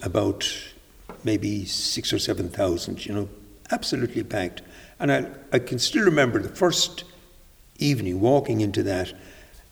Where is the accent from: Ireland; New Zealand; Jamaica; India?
Ireland; Carrick-on-Suir, Munster; moved away as an adult; also born or lived in Waterford / London; now in Clonmel, Ireland; I was born and reared in Carrick and Shure.